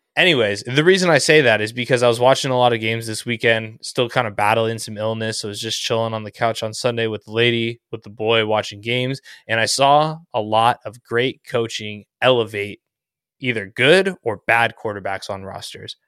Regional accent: Southern California, United States; I grew up in SoCal

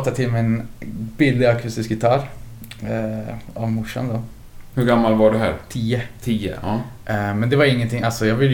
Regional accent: Östersund, Jämtland, Sweden; Jag kommer ju från Östersund då.

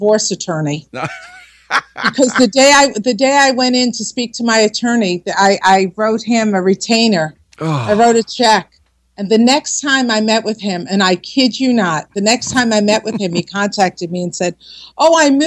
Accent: New Jersey, United States; accent: Jersey; my Jersey accent

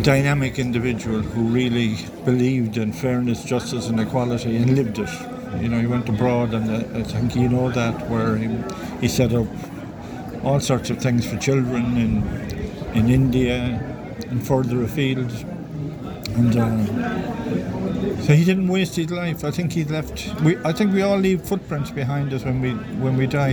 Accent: Limerick, Munster, Ireland; I'm from Limerick

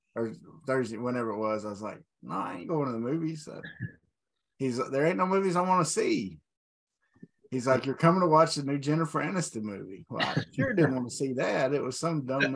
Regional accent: Arkansas, United States; Channel Four out of Little Rock, we could get it

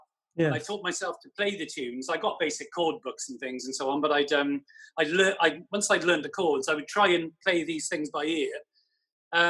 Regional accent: Wales, United Kingdom; also born or lived in Basingstoke, Hampshire; I haven't lived in Wales all my life.

